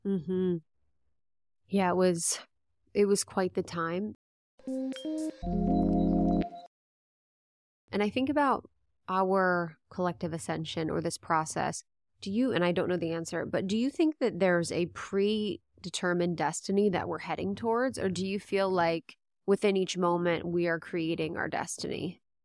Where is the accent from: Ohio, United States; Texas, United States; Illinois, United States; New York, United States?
Ohio, United States; moved away; also born or lived in Los Angeles; growing up in Ohio